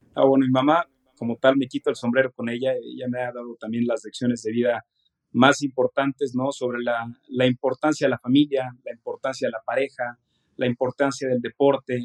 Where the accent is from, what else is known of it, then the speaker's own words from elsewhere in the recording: Mexico; yo soy mexicano, aquí nací, aquí he crecido eh, toda mi vida